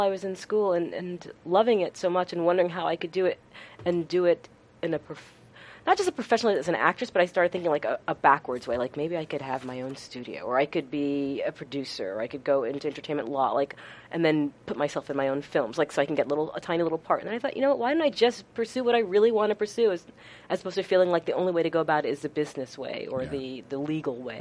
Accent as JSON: {"language": "English", "area": "Westchester County", "region": "New York", "country": "United States", "tie": "born or raised there", "said": "I grew up in Westchester County."}